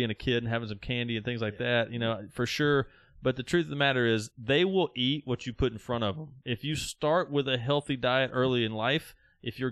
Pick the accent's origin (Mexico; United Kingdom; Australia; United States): United States; the South; I was raised in the South